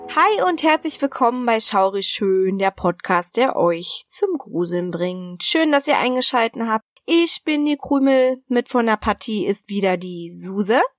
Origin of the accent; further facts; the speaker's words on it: Berlin, Germany; accent: Berliner; Also ich komme ja aus, ursprünglich aus Berlin